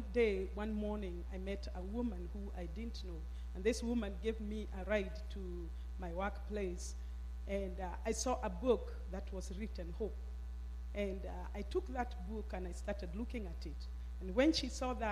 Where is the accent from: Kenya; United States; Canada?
Kenya; moved away as an adult; I grew up in Kenya, up country